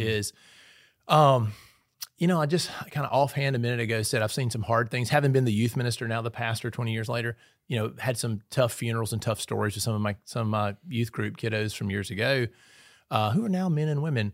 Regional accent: Sugar Lock, Mississippi, United States; moved away as an adult; also born or lived in Kemper County, Mississippi / Scooba, Mississippi; now in Petal, United States; I grew up in Knoxville County, but we were in Kemper County a lot.

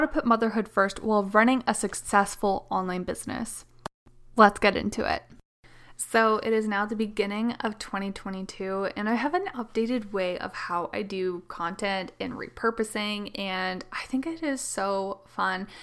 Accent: Canada; I am the Canadian mama

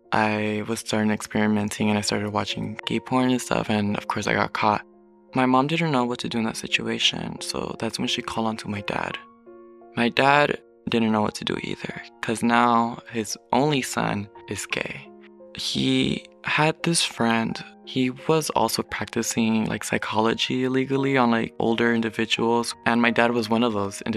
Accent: Los Angeles, California, United States; also born or lived in Long Beach / Tijuana; now in Pomona, United States; I was born in Long Beach, California. 2 weeks after I was born, I ended up moving to Tijuana. I lived there for a good 3-4 years. Then I would move to LA, shifting from city to city. And now I reside in Pomona.

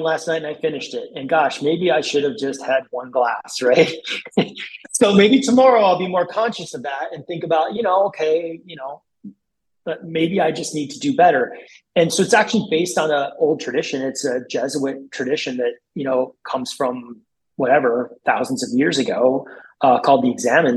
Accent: South Dakota, United States; moved away; I grew up in South Dakota, tiny little town

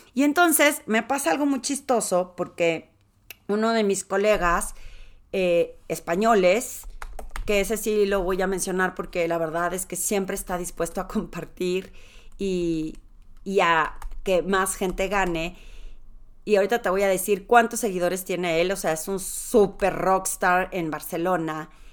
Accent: Torreón, Coahuila, Mexico; accent: lagunera; moved away as an adult; also born or lived in Mexico City; yo soy de Torreón, podría ser como sentido común que me conozcan, pero pues me salí hace 27 años

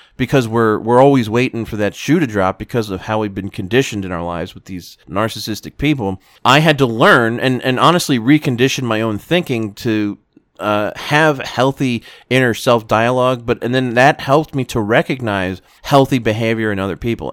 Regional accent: South Florida, United States; growing up in South Florida

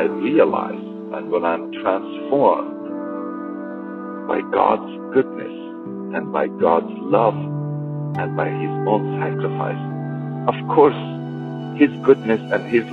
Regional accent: Iran; when I was a Muslim growing up in Iran

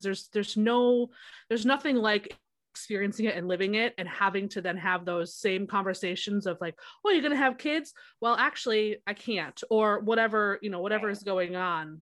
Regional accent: Wisconsin, United States; now in South Carolina, United States; I live in South Carolina right now, but I'm from Wisconsin.

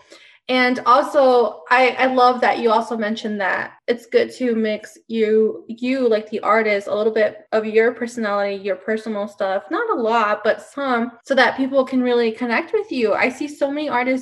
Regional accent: Denver, Colorado, United States; I'm from Denver

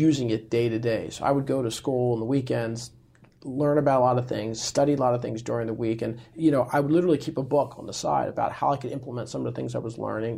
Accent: United States; I was born here in the U.S

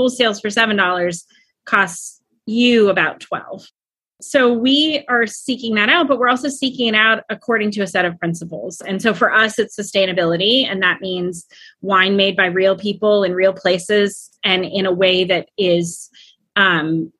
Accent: Napa, California, United States; moved away as an adult; now in Arlington, United States; I grew up in Napa, California

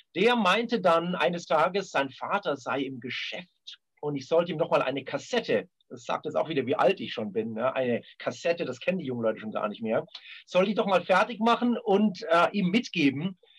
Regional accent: Munich, Bavaria, Germany; also born or lived in Karlsruhe; ich bin also in München groß geworden

